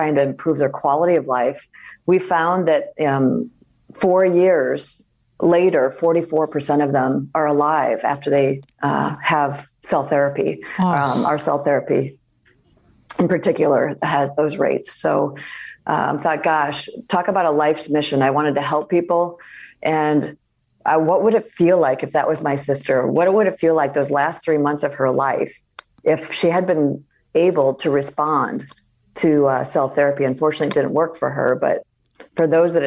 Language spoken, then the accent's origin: English; Iowa, United States; moved away; growing up in Iowa, you know when it's your turn and what you should